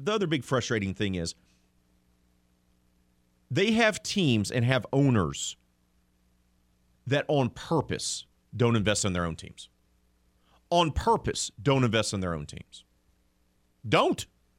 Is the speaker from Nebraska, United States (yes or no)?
no; Mobile, Alabama, United States; I grew up in Mobile, and I'm a TBS superstation baby. and grew up with Dale Murphy and Bob Horner and Rafael Ramirez and all those guys in the 80s.